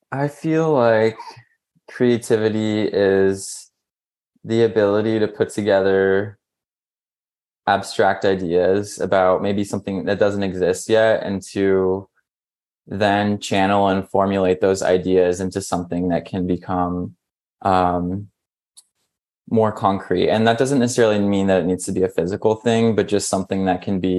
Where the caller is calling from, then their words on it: Brooklyn, New York, United States; So I'm here at home in Brooklyn in New York.